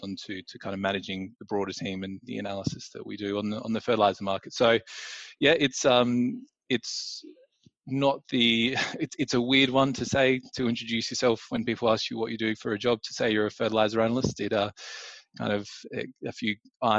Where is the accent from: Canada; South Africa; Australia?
Australia; moved away as an adult; now in London, United Kingdom; I'm originally from Australia, from down in Meningi, the Mighty Bears